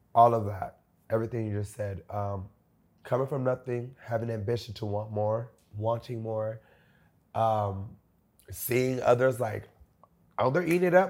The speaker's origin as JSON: {"language": "English", "town": "Homestead", "region": "Florida", "country": "United States", "said": "I'm from Homestead"}